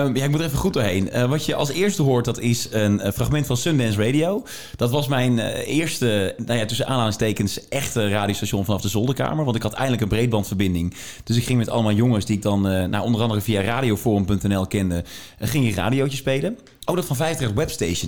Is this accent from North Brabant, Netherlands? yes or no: yes; Tilburg, North Brabant, Netherlands; waar ik vandaan kom, vanuit Tilburg